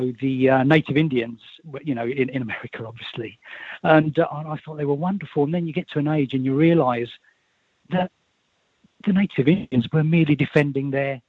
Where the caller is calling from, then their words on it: Milton Keynes, South East England, United Kingdom; I'm calling from Milton Keynes in Buckinghamshire